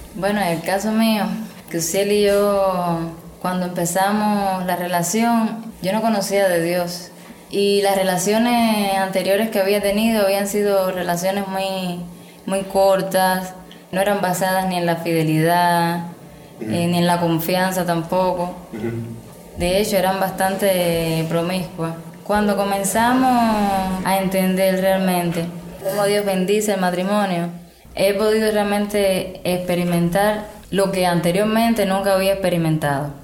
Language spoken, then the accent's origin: Spanish; Havana, Cuba; soy de La Habana